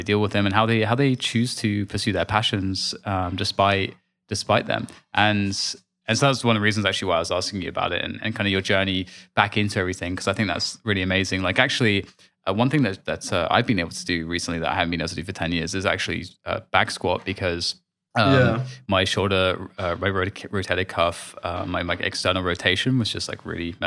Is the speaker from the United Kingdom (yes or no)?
yes; London, United Kingdom; I was born in Hammersmith